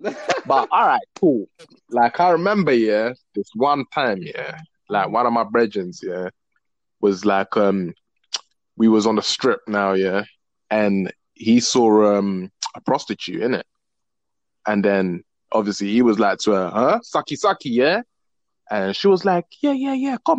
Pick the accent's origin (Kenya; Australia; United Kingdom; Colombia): United Kingdom; London; Hi. I'm from London. London, England. Yeah. Cold, rainy, snowy. Yeah. Not no tea and crumpets. All right. It's the nitty gritty part of London.